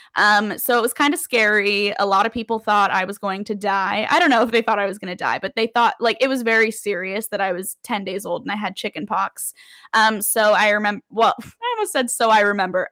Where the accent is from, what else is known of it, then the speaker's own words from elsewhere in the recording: Las Vegas, Nevada, United States; moved away as an adult; now in New York City, United States; I am a true Las Vegas born and raised. I lived in Las Vegas from the time I was born to the time I went to college